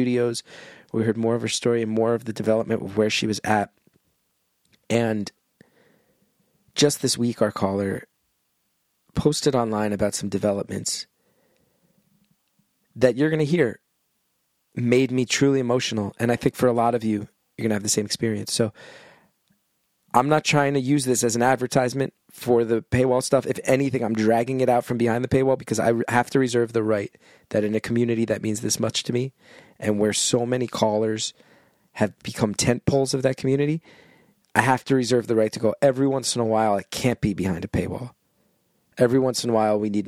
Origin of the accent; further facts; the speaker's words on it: New Jersey, United States; I'm from New Jersey